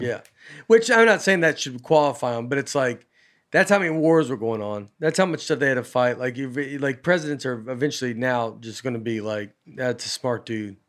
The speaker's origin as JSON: {"language": "English", "town": "Old Hickory", "region": "Tennessee", "country": "United States", "said": "I'm from Old Hickory"}